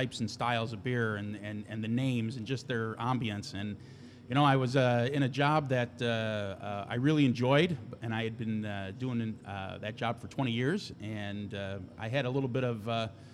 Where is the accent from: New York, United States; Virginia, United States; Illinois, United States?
Illinois, United States; Lockport; I'm from Lockport